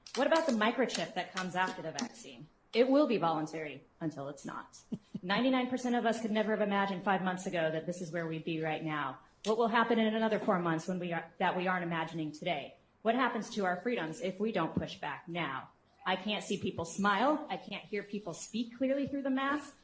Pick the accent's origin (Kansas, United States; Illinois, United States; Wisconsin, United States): Kansas, United States; Olathe; I'm from Olathe, Kansas.